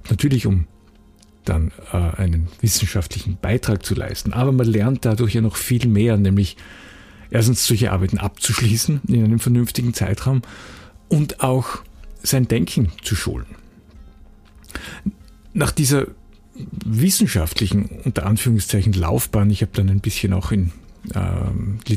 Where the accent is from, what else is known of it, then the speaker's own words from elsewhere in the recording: Graz, Styria, Austria; Ich war ähm, freier Mitarbeiter bei einer großen Zeitung, also für die Verhältnisse, wo ich herkomme in Graz, äh, bei einer relativ großen regionalen Zeitung.